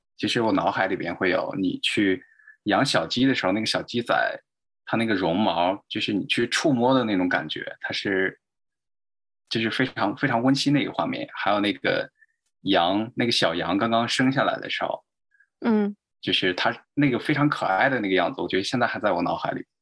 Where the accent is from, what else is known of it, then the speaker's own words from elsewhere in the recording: Zhumadian, Henan, China; 我出生在就是，呃，中国河南的一个小的地方，叫驻马店。它是一个农村